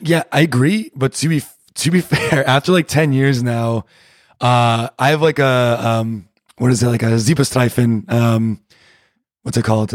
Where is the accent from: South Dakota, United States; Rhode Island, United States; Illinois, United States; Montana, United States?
Rhode Island, United States; moved away as an adult; now in Berlin, Germany; I'm from Rhode Island